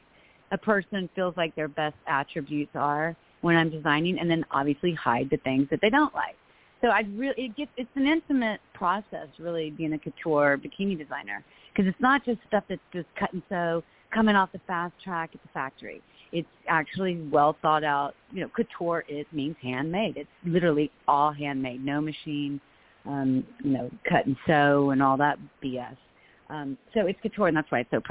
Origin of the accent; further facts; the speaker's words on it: Florida, United States; moved away; also born or lived in Los Angeles; Well, I'm from Florida. I grew up, on the beaches